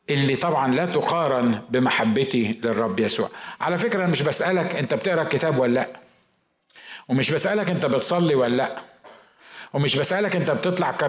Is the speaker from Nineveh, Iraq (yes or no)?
yes; Mosul, Nineveh, Iraq; انا من الموصل احنا احنا العراقيين احنا العراقيين نار صح ولا لا